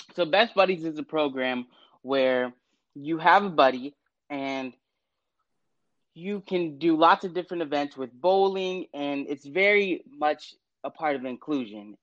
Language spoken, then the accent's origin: English; West Chester, Ohio, United States; my hometown of Westchester, Ohio